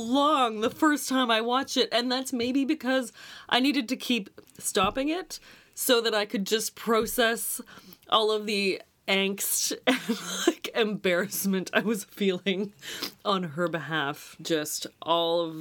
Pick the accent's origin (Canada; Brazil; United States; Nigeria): Canada; as a Canadian